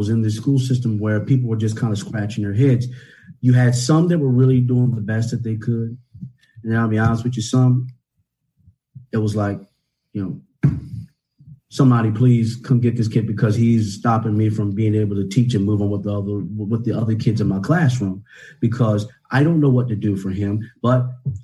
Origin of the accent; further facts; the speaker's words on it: Northampton County, Virginia, United States; I grew up here in Virginia in a very, very poor county, Northampton County